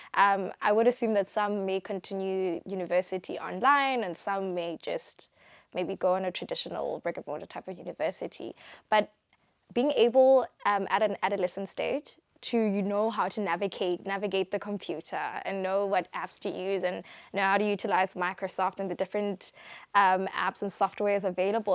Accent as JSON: {"language": "English", "country": "Botswana", "said": "I'm from Botswana"}